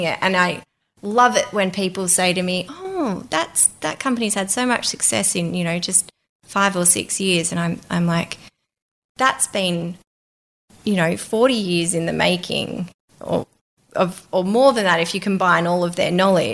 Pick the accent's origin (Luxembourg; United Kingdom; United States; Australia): Australia; Melbourne, Victoria; I'm from Melbourne